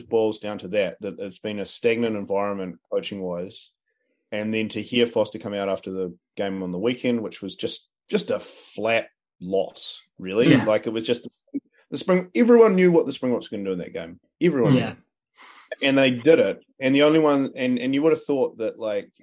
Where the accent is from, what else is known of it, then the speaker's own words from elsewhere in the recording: New Zealand; as a New Zealander